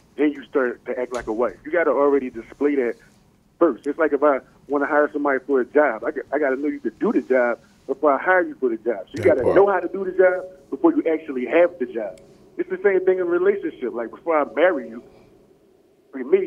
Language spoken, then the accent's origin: English; Philadelphia, Pennsylvania, United States; I'm from Germantown